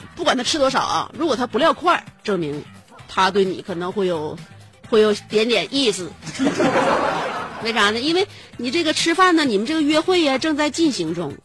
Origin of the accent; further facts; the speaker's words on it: Northeast China, China; accent: Northeastern dialect; 我们东北语言